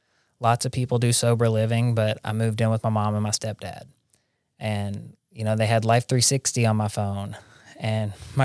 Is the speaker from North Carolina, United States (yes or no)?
no; Jackson, Tennessee, United States; But I think it's good that I wasn't in my hometown. Like, there's good treatment centers in Jackson, Tennessee, and I have several friends who have gotten sober there.